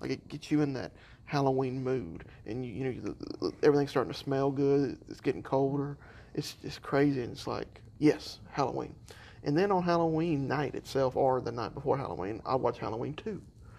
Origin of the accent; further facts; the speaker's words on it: Ireland; Listen, I'm Irish. We're not subtle with our hellos. We're subtle with our goodbyes.